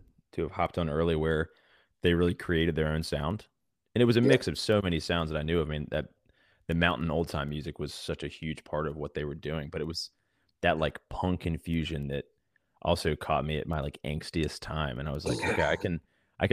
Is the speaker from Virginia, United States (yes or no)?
yes; Virginia Beach, Virginia, United States; moved away as an adult; now in Nashville, United States; I grew up in Virginia Beach on the coast and was a beach kid growing up, surfed all the time